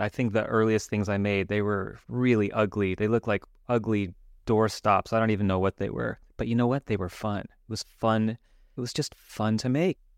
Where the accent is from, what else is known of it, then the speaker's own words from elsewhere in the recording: Los Angeles, California, United States; since I grew up in Los Angeles. I grew up in Hollywood